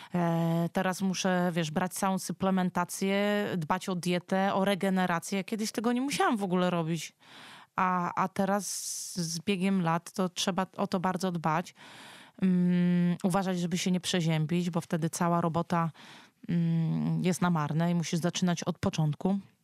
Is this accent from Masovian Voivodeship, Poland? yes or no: yes; near Warsaw, Masovian Voivodeship, Poland; Ja tutaj jestem stąd. Tutaj są moje korzenie.